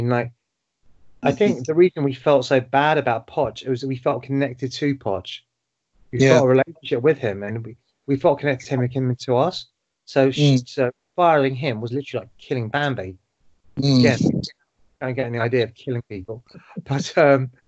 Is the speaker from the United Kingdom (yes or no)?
yes; London, United Kingdom; I'm from Tottenham